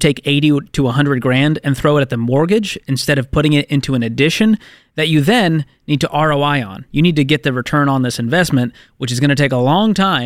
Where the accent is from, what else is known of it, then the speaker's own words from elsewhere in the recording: Boston, Massachusetts, United States; I'm from Boston